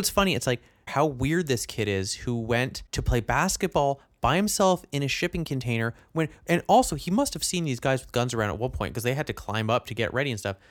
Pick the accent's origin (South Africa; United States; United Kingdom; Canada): Canada; being a Canadian